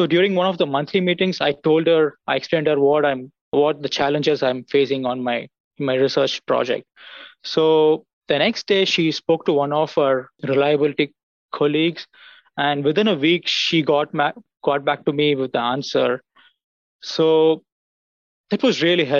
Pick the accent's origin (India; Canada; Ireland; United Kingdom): India; moved away as an adult; also born or lived in United States; now in Auburn, United States; I'm from India. I came to US in 2016 to pursue my graduate degree.